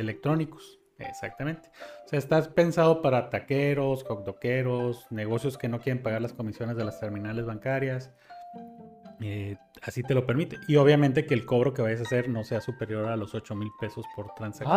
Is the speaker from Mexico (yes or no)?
yes; Mexico; los que pagamos los platos rotos son los mexicanos